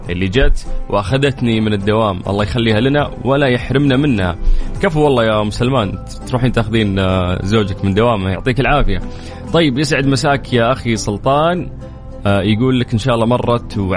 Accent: Saudi Arabia; وهذا أصبح شيء لازم بالنسبة لنا كسعوديين وكمنتخب سعودي

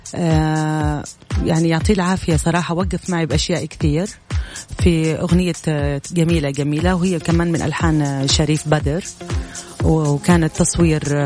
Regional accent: Jeddah, Makkah Province, Saudi Arabia; also born or lived in Jordan; اردنيه الجنسيه تربيت وترعرعت في أم الحاضنة المملكة العربية السعودية جميل. بالأخص جدة

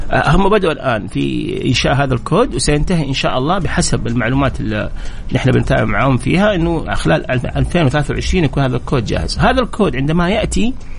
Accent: Jeddah, Makkah Province, Saudi Arabia; عندنا في جده هنا

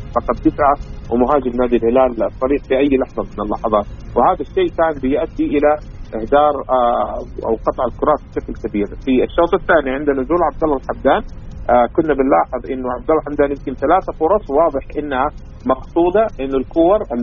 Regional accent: Saudi Arabia

